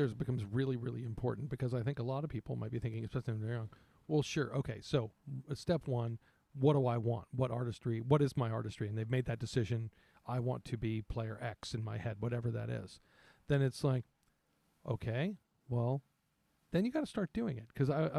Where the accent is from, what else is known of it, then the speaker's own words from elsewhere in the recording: Midwest, United States; I'm from the Midwest. I live in the Midwest. It's called middle school here.